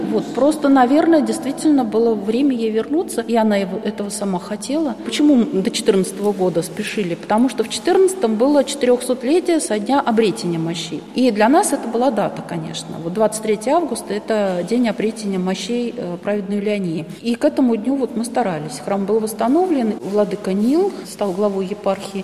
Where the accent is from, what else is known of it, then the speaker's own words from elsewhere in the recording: Moscow, Russia; moved away; also born or lived in Murom; я москвичка, и батюшка покойно был москвичом тоже